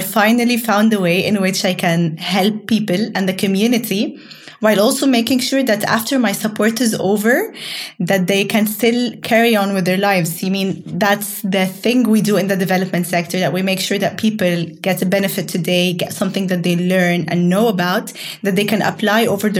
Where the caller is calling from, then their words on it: Cairo, Cairo Governorate, Egypt; And I'm dialing in from Cairo, Egypt.